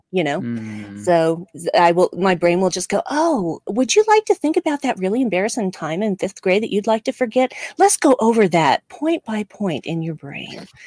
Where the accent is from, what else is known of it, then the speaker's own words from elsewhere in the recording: United States; accent: American; my American accent